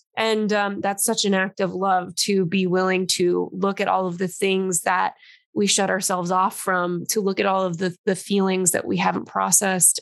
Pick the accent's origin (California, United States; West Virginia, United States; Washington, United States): California, United States; Los Angeles; born or raised there; now in New York, United States